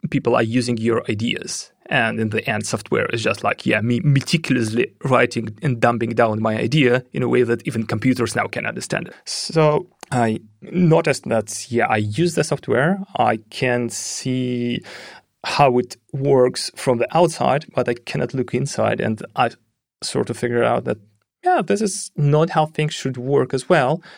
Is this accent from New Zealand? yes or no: no; Russia; moved away; I'm originally from Russia